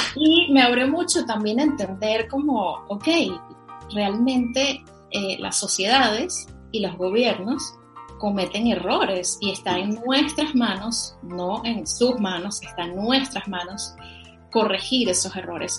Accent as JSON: {"language": "Spanish", "town": "Caracas", "region": "Capital District", "country": "Venezuela", "tie": "born or raised there", "said": "yo soy de Venezuela. Yo nací y crecí en Caracas"}